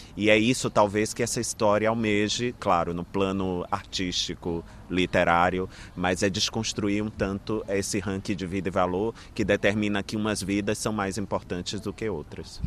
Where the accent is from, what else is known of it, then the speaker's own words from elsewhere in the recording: Brazil; deste lugar de onde eu vim, de meus, onde meus antepassados é, nasceram e viveram.